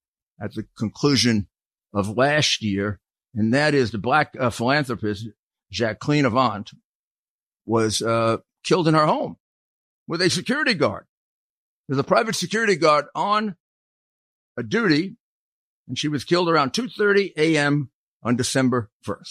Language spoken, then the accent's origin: English; New York, United States; my hometown